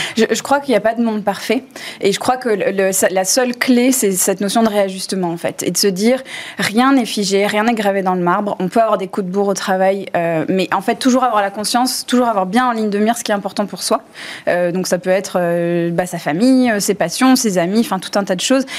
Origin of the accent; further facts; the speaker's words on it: United States; now in France; j'ai grandi aux États-Unis